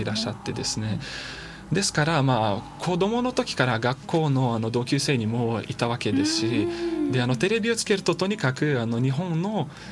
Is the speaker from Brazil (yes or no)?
yes; Belo Horizonte, Minas Gerais, Brazil; first language Portuguese; Japanese is a second language; moved away as an adult; now in Kodaira, Japan; ベロリゾンテっていう、うん、まあ、町